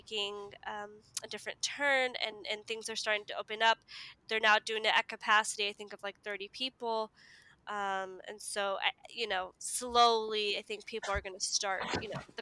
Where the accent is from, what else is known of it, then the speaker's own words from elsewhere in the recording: United States; I was born in America, raised in America